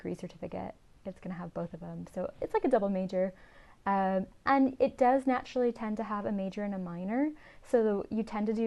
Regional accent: Riverside, California, United States; moved away as an adult; now in Scotland, United Kingdom; I'm originally from Southern California, so in a place called Riverside, which is kind of outside

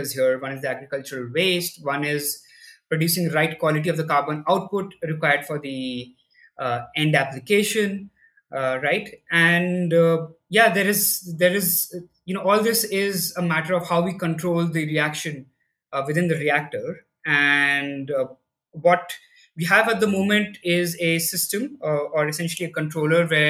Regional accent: Delhi, India; I grew up in Delhi, in India, and I did my schooling here

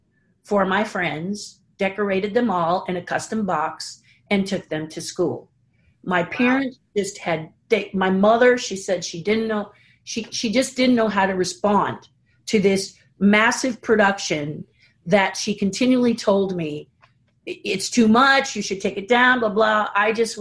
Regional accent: Pasadena, California, United States; Born and raised in Pasadena

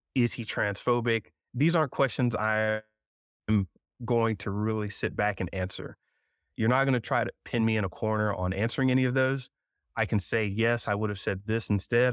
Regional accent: South Georgia, North Florida, United States; I was raised in North Florida, South Georgia

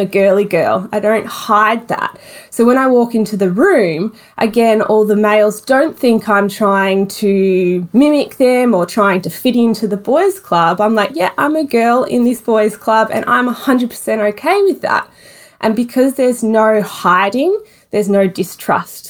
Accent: Melbourne, Victoria, Australia; Melbourne born and bred.

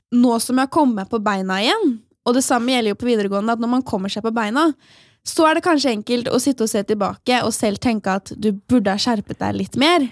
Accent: Asker, Akershus, Norway; moved away; min aller beste venninne hjemme i Asker.

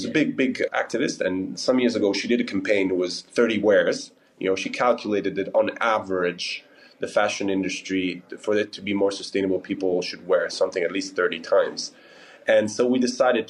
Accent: Milan, Lombardy, Italy; my company is based in Lugano and Milan, and I'm from Milan

